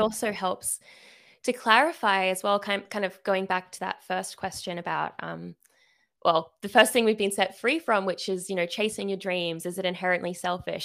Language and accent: English; Sydney, New South Wales, Australia; I am from Sydney, Australia, so yes, the accent